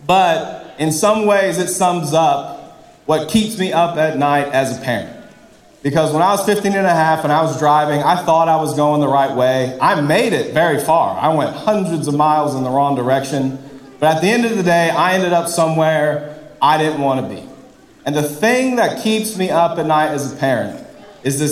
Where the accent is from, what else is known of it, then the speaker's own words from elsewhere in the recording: Columbia, South Carolina, United States; I'm from Columbia